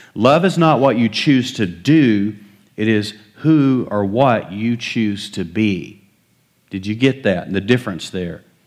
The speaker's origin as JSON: {"language": "English", "region": "West Texas", "country": "United States", "tie": "born or raised there", "moved": "yes", "said": "I was raised in West Texas."}